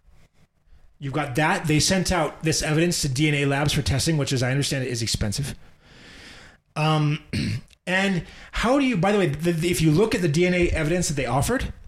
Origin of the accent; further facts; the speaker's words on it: United States; As a fucking American